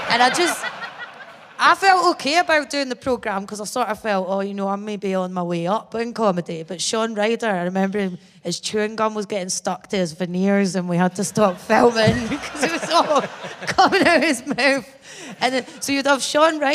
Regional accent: Bathgate, Scotland, United Kingdom; It still feels weird being honest that I'm from Bathgate, because I'm used to lying and saying I'm from Edinburgh for years

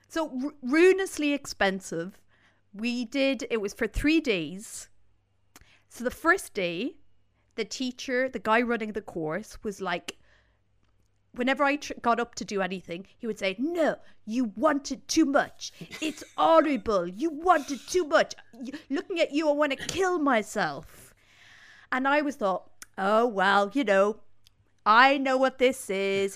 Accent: Ireland

